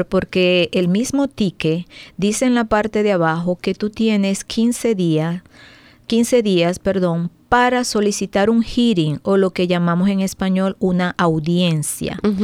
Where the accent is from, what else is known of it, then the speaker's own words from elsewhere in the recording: Venezuela; now in Maryland, United States; soy venezolana. Tengo aproximadamente 18 años aquí en el país